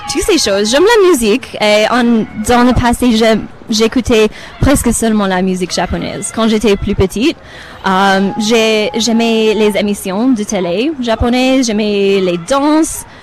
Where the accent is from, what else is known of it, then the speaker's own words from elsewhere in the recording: Romania; French is a second language; now in Canada; Je suis euh, du Roumanie d'origine, mais j'habite au Canada depuis 25, ah, 26, ans peut-être.